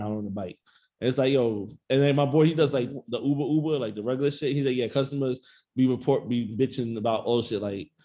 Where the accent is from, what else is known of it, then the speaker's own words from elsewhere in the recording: New York City, New York, United States; I'm from Jamaica, Queens